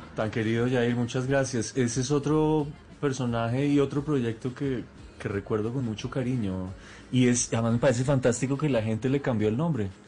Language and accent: Spanish; Colombia; como colombianos